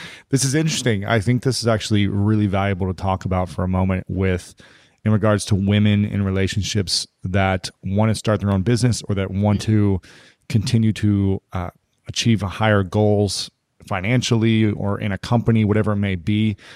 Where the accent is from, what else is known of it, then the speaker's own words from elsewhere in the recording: Ohio, United States; I'm from Ohio